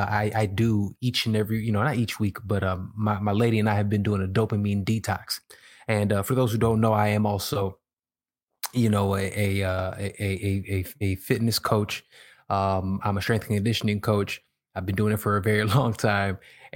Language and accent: English; Chicago, Illinois, United States; now in Los Angeles, United States; I live in LA and I came from Chicago, man.